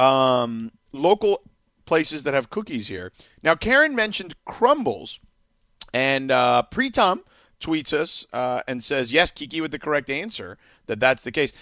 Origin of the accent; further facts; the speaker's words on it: Miami, Florida, United States; now in Los Angeles, United States; a place where I grew up in Miami